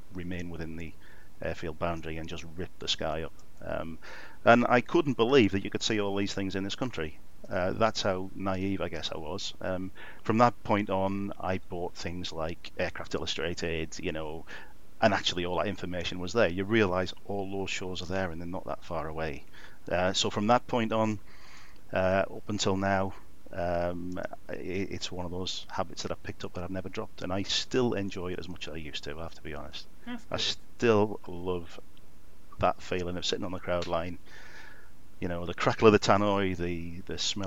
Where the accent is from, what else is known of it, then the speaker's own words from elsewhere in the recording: County Durham, North East England, United Kingdom; I grew up in County Durham in the northeast.